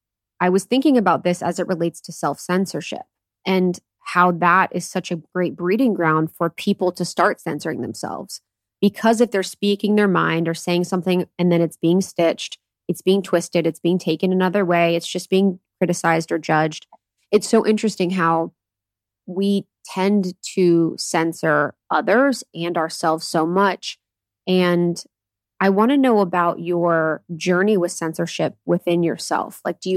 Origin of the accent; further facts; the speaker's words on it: India; Because in my home country of India, I saw the most tragic experiences